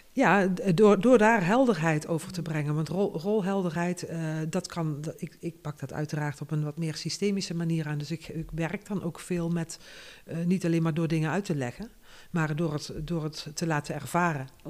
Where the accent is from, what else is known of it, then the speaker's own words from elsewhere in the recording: North Limburg, Netherlands; moved away as an adult; also born or lived in Tilburg; de grond waar ik geboren ben, dat heb ik al genoemd. Dat is ook een, een, een systeem. Noord-Limburg is een systeem